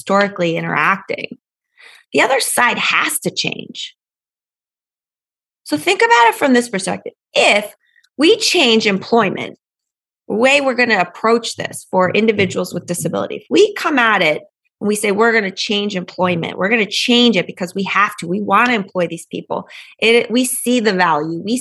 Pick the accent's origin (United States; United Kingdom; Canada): United States; Pennsylvania; I grew up in Pennsylvania